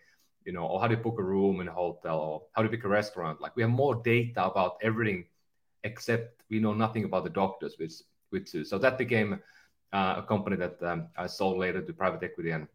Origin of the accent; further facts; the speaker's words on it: Kempele, North Ostrobothnia, Finland; moved away as an adult; now in California, United States; I'm from a northern Finland small town called Kempele, and almost at the Arctic Circle